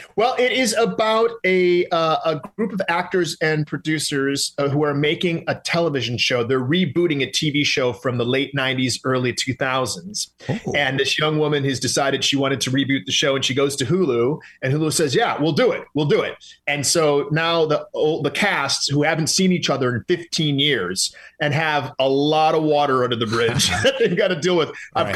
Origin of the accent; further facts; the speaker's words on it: Detroit, Michigan, United States; I am from Detroit